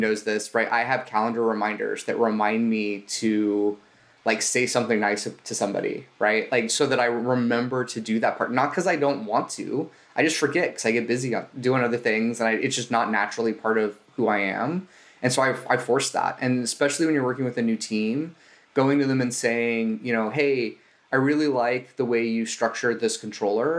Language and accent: English; Southern California, United States; I'm from Southern California.